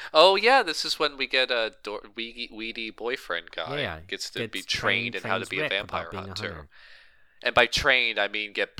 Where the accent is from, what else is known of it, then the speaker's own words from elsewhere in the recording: New Jersey, United States; I'm from Jersey and I use a shotgun, you know.